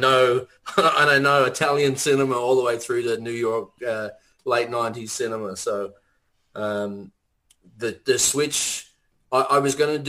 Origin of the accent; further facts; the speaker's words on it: Ireland; I grew up in Ireland